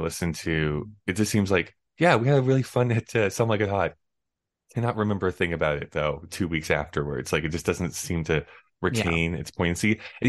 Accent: Canada; But I mean, I'm from Canada, so I always have to be like, it's … though.

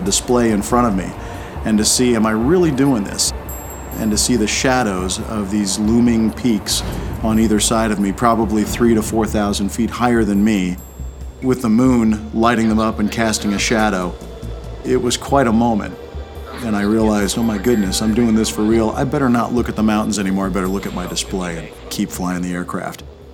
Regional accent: Prosper, Texas, United States; I'm from Prosper, Texas, and I'm a Rear Admiral in the U.S. Navy

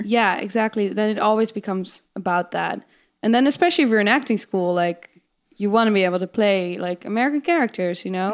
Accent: Netherlands; English is a second language; now in United States; in Holland

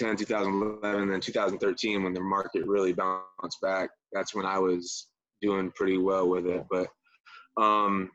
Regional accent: The Villages, Florida, United States; I grew up here in the Villages.

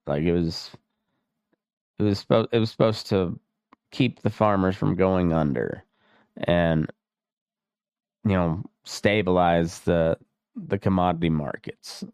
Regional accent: Dust Bowl country, Great Plains, United States

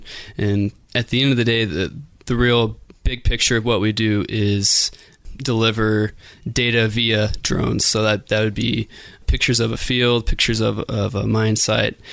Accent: Boise, Idaho, United States; I'm from Boise

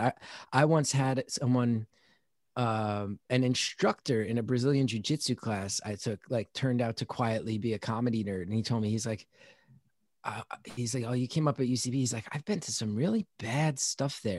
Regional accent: New Jersey, United States; I'm from New Jersey

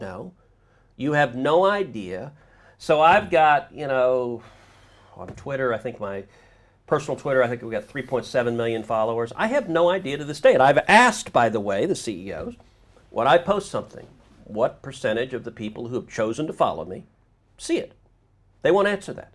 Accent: Houston, Texas, United States; also born or lived in New Jersey; I grew up in Houston.

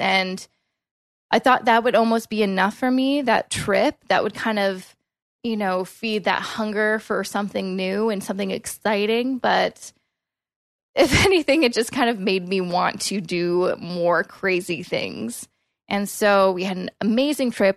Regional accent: Coquitlam, British Columbia, Canada; moved away as an adult; also born or lived in Vancouver; now in Toronto, Canada; I grew up in Coquitlam, which is a suburb, um, of Vancouver.

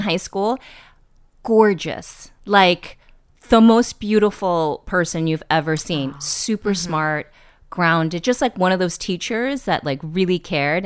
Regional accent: East Bay, Bay Area, Northern California, United States; moved away; also born or lived in New York; I grew up in the Bay Area in Northern California in the East Bay

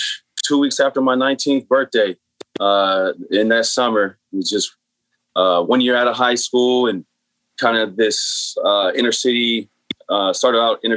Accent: San Bernardino, California, United States; So, I grew up in San Bernardino, which is inner city, much like Watts or Oakland, a lot of projects, a lot of poverty, and therefore a lot of the gangs.

